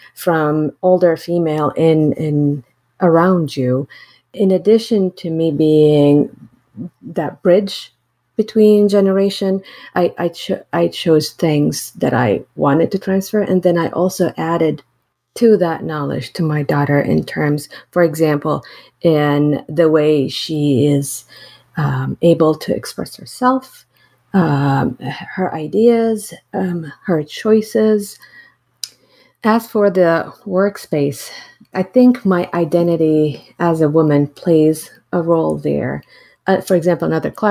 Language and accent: English; Syria; also born or lived in United States; now in Iowa, United States; when I grew up in Syria to when I moved to the United States